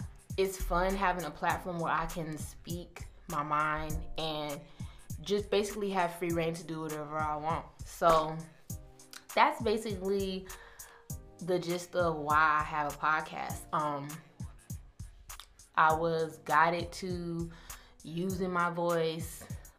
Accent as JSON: {"language": "English", "region": "Georgia", "country": "United States", "tie": "born or raised there", "also_born_or_lived": "Brooklyn", "said": "I was raised in Georgia, grew up in Georgia, but I was born in Brooklyn. So, just a quick backstory, I do come from a military background, Jamaican background. My whole entire family is Jamaican."}